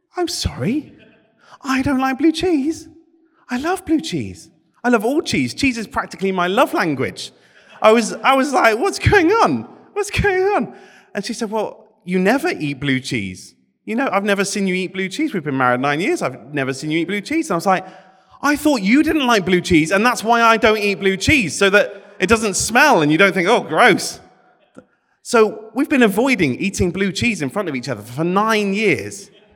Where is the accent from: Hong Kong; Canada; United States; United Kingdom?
United Kingdom; my Britishness